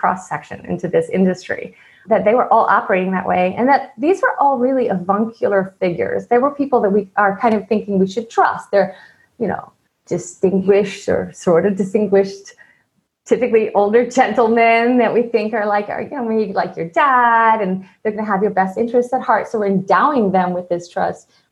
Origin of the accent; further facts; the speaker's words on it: East Coast, United States; moved away as an adult; I grew up on the East Coast